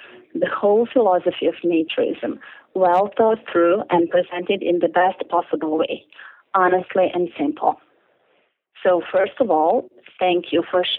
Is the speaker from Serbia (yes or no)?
yes; Belgrade, Serbia; I grew up in Belgrade in Serbia, which is part of former Yugoslavia in Southeast Europe in the late 70s and 80s, at the time when naturism was flourishing on nude beaches along the beautiful Adriatic coast